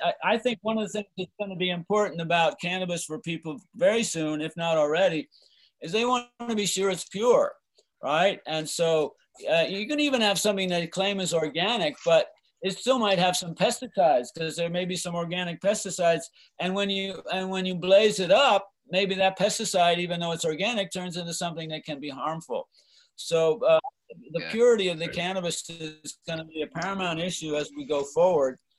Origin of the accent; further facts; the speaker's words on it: East Coast, United States; moved away as an adult; now in Mendocino County, United States; I grew up on the East Coast and, you know, then came out here in the summer of love